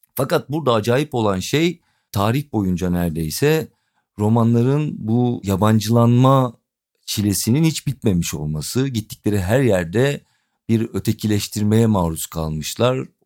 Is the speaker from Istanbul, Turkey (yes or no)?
no; Edirne, Turkey; ben Edirne'li olduğumu